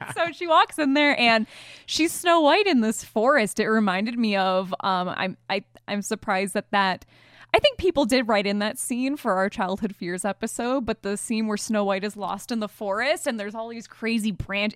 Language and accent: English; Michigan, United States; We're both from Michigan